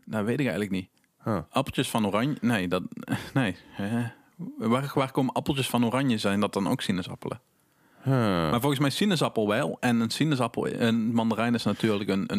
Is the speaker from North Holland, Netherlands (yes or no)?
no; North Limburg, Netherlands; in Noord-Limburg, waar ik ook vandaan kom